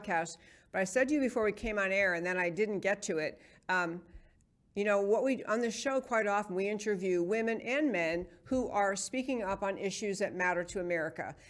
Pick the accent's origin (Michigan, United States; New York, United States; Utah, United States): New York, United States; New York City; moved away; in New York City, where I grew up in New York